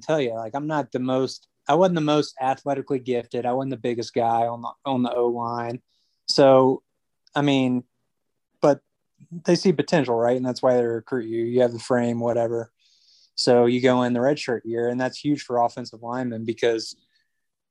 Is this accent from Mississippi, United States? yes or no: yes; Jackson, Mississippi, United States; us growing up in Jackson